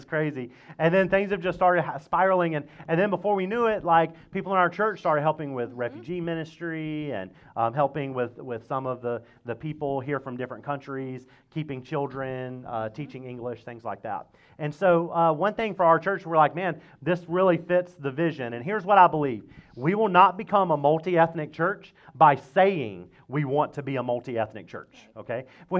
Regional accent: Mississippi, United States; Yeah, that's right. I'm from Mississippi.

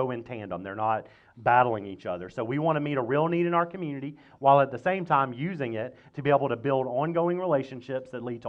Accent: Mississippi, United States; Yeah, that's right. I'm from Mississippi.

